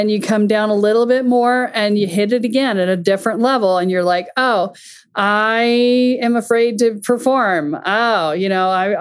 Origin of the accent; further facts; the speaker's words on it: the South, United States; I grew up a lot in the South